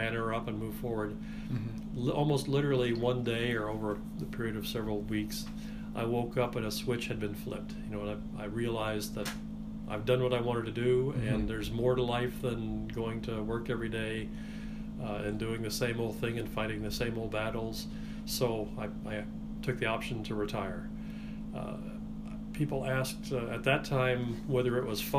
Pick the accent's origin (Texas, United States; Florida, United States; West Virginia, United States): Texas, United States; Central; I grew up in Central Texas in the late 50s and 60s.